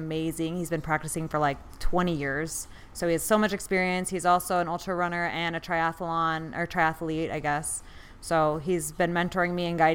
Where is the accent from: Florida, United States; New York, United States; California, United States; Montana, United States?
Montana, United States; Bozeman; moved away as an adult; now in Phoenix, United States; I grew up in Bozeman, Montana, and went to undergrad at Montana State